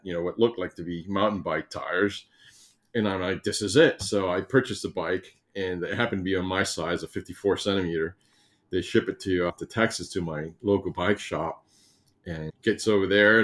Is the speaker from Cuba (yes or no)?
yes; Cuba; moved away; I'm from Cuba